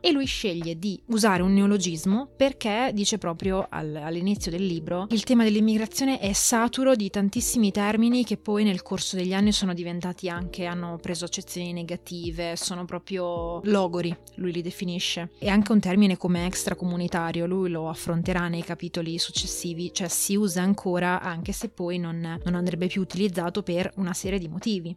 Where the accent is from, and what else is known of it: Italy